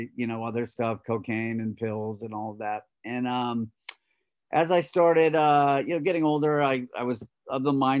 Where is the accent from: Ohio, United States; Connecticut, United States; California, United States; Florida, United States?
California, United States; Los Angeles; I grew up in Los Angeles